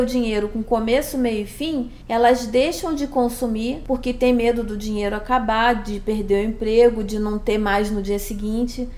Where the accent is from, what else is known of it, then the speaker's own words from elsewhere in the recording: Rio de Janeiro, Brazil; moved away as an adult; now in São Paulo, Brazil; eu sou carioca